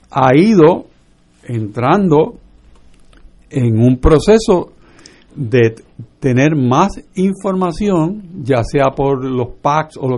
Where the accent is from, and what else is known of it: Puerto Rico